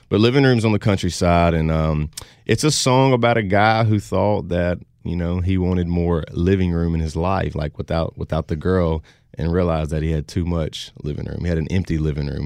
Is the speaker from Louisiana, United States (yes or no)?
yes; Louisiana, United States; I'm from, uh, like I said, I'm from Louisiana.